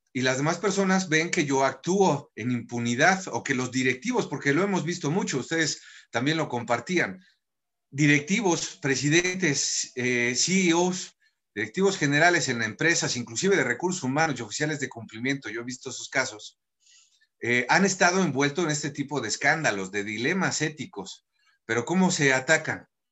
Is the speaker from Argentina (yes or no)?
no; Mexico; como mexicanos